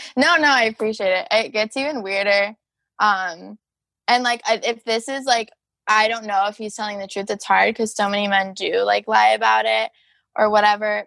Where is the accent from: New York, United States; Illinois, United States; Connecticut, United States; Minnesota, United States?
Illinois, United States; Rockford; my hometown is Rockford, Illinois, too.